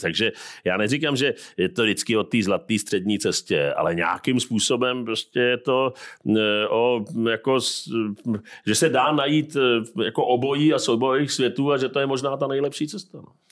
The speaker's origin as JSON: {"language": "Czech", "country": "Czechia", "said": "jako Češi"}